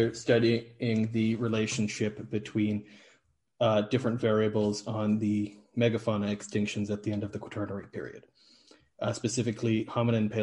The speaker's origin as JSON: {"language": "English", "area": "Niagara region", "region": "Southern Ontario", "country": "Canada", "also_born_or_lived": "Ireland", "first_language": "English", "moved": "as an adult", "lives_now": "Aarhus, Denmark", "said": "I'm from the Niagara region, Southern Ontario in Canada, originally."}